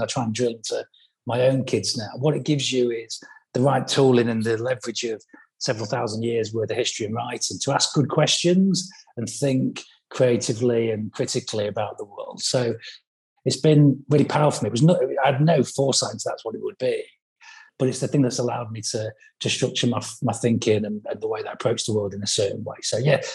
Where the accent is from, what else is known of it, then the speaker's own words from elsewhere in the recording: Grimsby, Yorkshire and the Humber, United Kingdom; moved away; I'm from Grimsby originally. I'm a council estate kid, single parent family, free school meals